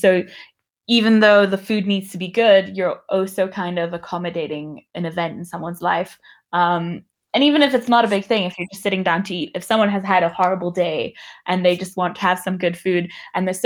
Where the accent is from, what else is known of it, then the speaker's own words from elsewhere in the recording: Namibia; growing up in Namibia